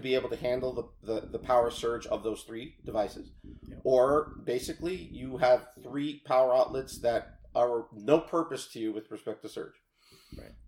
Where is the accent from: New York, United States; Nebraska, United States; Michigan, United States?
New York, United States; Rockland County; also born or lived in New City, New York / Haverstraw, New York; I grew up in Rockland County, right across the uh, border there, and into New York